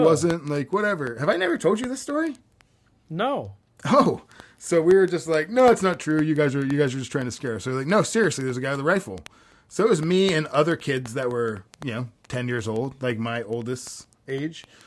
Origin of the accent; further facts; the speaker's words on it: Florida, United States; growing up in Florida